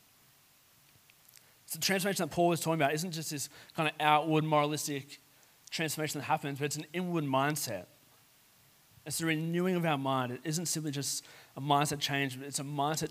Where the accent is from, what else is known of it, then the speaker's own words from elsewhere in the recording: Sutherland Shire, New South Wales, Australia; I grew up in the Southern Shire, right near the National Park or the South Coast.